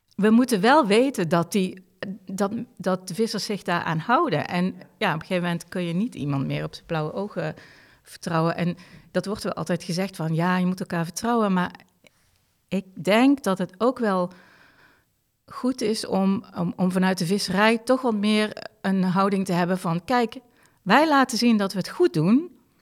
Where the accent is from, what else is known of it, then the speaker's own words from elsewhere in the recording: Limburg, Netherlands; moved away; ik als Limburger.